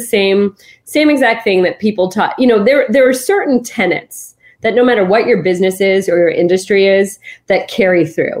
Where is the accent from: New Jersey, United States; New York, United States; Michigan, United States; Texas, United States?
New Jersey, United States; just like my being the daughter of immigrants, just like my growing up in New Jersey